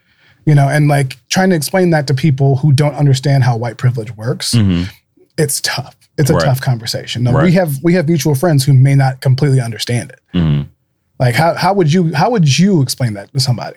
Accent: Dayton, Ohio, United States; I'm from Dayton originally

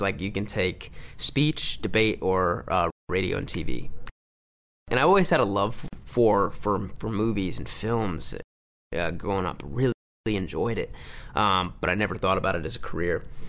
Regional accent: Livonia, Michigan, United States; moved away; my hometown, Livonia, Michigan

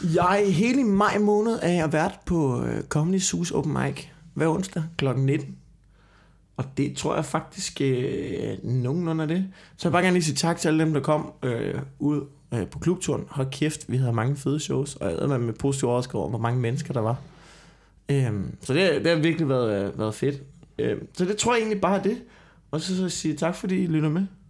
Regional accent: Copenhagen, Capital Region of Denmark, Denmark; jeg sidder her som københavner

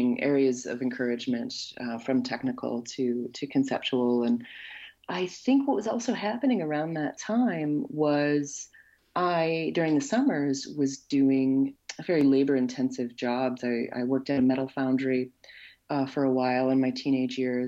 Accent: Wisconsin, United States; accent: Wisconsin; moved away as an adult; now in Nova Scotia, Canada; I'm a citizen, born and raised in Wisconsin

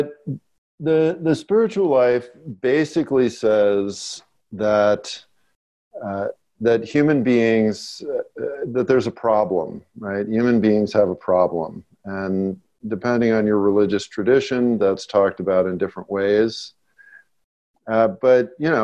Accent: Los Angeles, California, United States; I grew up in West Los Angeles

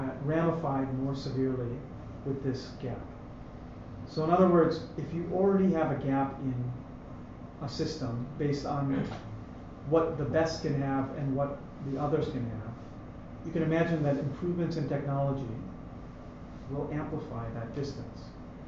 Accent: United States; now in Canada; I say for us because I'm American.

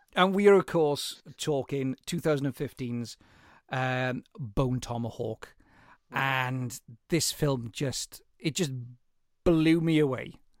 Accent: Welsh mining valley, Wales, United Kingdom; being Welsh

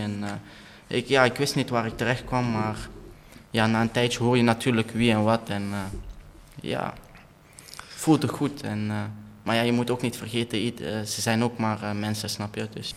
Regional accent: Antwerp, Flanders, Belgium; accent: Belgian; also born or lived in Kerkrade; Ja, ik ben eh, geboren in Antwerpen. Ik ben daar nog steeds woonachtig

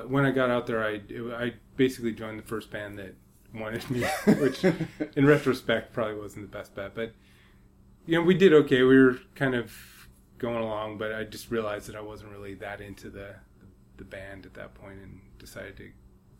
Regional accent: New Mexico, United States; moved away as an adult; I'm from New Mexico

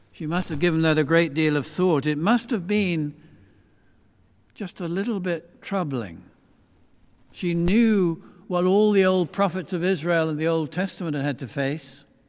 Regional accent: Beckenham, London, United Kingdom; when I grew up in Christchurch, Beckenham, which is not that far from here

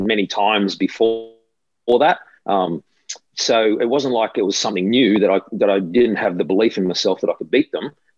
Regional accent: Australia; playing it on your home soil

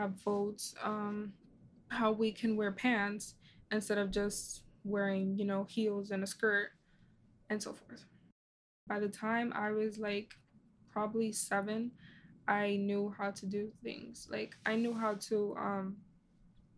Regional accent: United States; people like me who have immigrant parents but are growing up here, we know the difference mm-hmm. because we grew up in here in America.

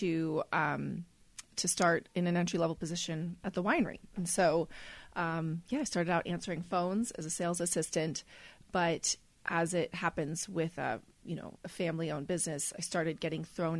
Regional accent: Napa, California, United States; also born or lived in London; When I grew up here in Napa, it was a boring town.

